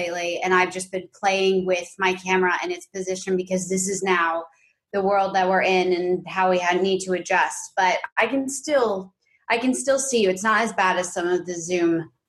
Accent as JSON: {"language": "English", "town": "New York City", "region": "New York", "country": "United States", "tie": "born or raised there", "said": "growing up, we're from New York City, and I grew up predominantly in this like big pre-war quintessential like Upper West Side apartment."}